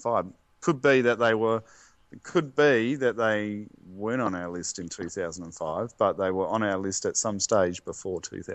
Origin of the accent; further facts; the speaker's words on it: South Australia, Australia; I was born in 1973, have Dutch parents, I was born in Australia, and you know, went Northfield High